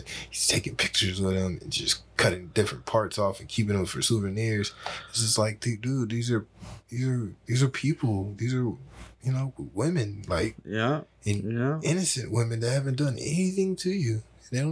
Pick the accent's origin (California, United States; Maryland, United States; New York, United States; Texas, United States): Texas, United States; we're from Texas